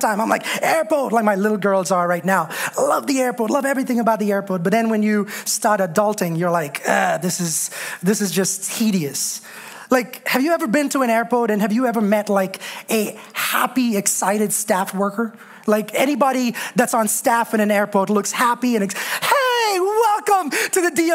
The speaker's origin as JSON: {"language": "English", "country": "India", "tie": "born or raised there", "moved": "yes", "said": "Growing up in India, we had this passion for all things God"}